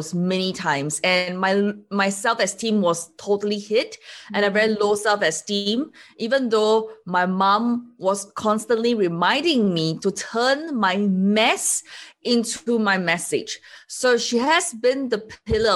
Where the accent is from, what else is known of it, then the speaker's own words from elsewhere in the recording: Singapore; I'm from Singapore.